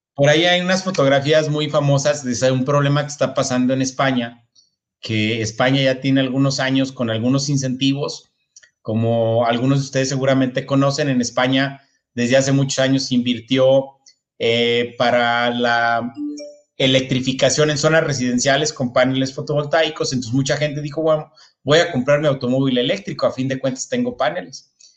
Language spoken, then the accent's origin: Spanish; northern Mexico, Mexico; Yo soy del, norte de México